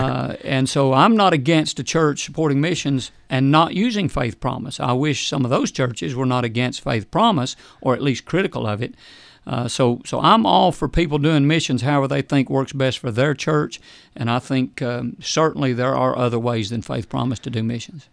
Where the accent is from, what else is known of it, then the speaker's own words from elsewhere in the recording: United States; we are more American than we are Christian